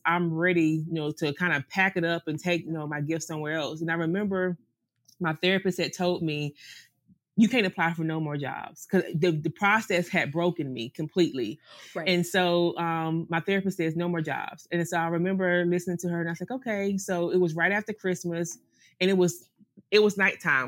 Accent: the South, North Carolina, United States; moved away as an adult; also born or lived in Greenville, North Carolina / Charlotte, North Carolina; now in St. Maarten; we're from the South

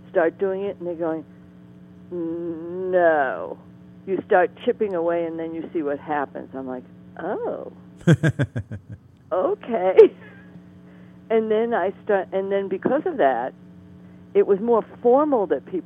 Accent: Boston, Massachusetts, United States; moved away as an adult; now in New Mexico, United States; I'm from Boston

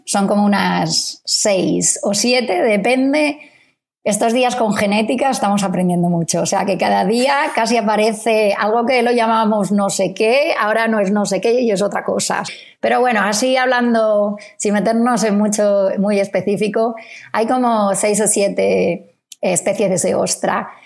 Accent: Spain; now in Australia; investigadores españoles en Australia

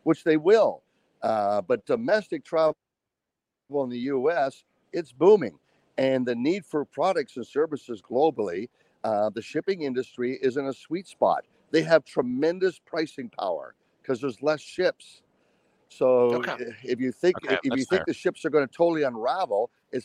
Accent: United States; as an American

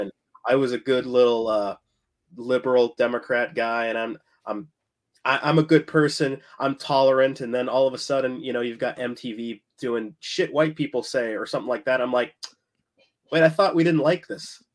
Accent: United States; I'm, I'm American

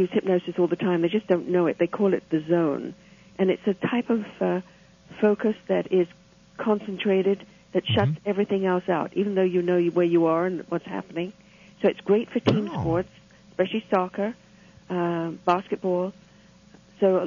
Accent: England, United Kingdom; now in Toronto, Canada; I grew up in England

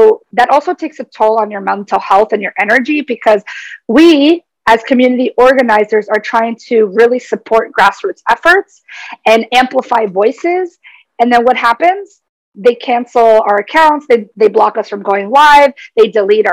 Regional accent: United States; I identify as Paraguayan American. I was born in the United States. However, my family is from Paraguay, so I hold Paraguayan lineage and ancestry

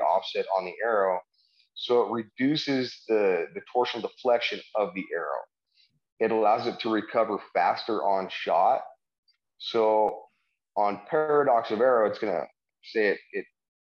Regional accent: Wyoming, United States; moved away as an adult; also born or lived in San Diego; I'm originally from Wyoming. I grew up in the mountains hunting, fishing with my dad. Our family had a ranch up by the Devil's Tower

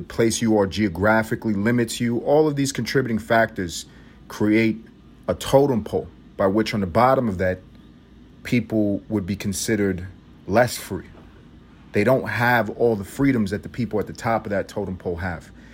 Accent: United States; I'm American

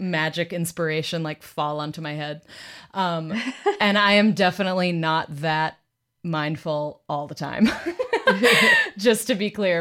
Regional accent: Boston, Massachusetts, United States; my hometown, Boston

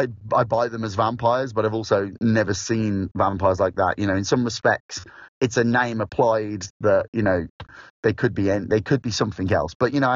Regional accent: Midlands, United Kingdom; accent: Midlands; now in South of England, United Kingdom; everybody here is obviously speaking to me in a Midlands accent, so it's come back.

